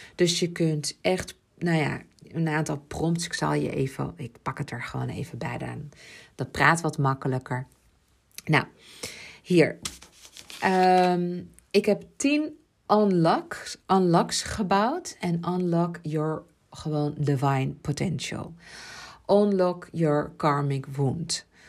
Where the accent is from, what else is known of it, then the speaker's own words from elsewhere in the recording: Ibiza, Balearic Islands, Spain; mijn jeugd op Ibiza, want ik ben daar geboren.